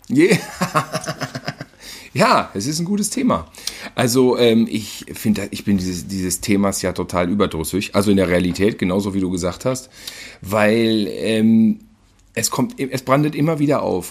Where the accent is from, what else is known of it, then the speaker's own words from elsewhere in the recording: Germany; dass wir aus Deutschland kommen